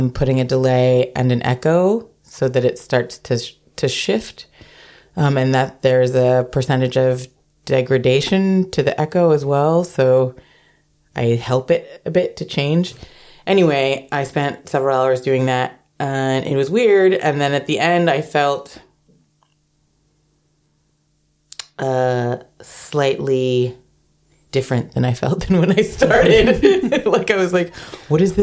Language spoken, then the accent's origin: English; United States; now in Amsterdam, Netherlands; I am American